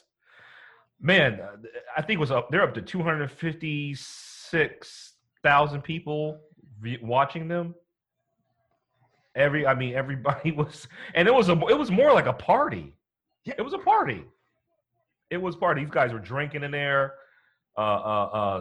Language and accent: English; Bay Area, California, United States; also born or lived in Los Angeles; I'm from the Bay Area